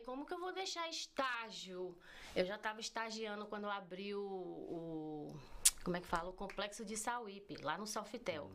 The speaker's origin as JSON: {"language": "Portuguese", "region": "Bahia", "country": "Brazil", "tie": "born or raised there", "also_born_or_lived": "Entre Rios, Bahia", "moved": "as an adult", "lives_now": "United States", "said": "Eu nasci eu nasci no distrito de Entre Rios, na Bahia"}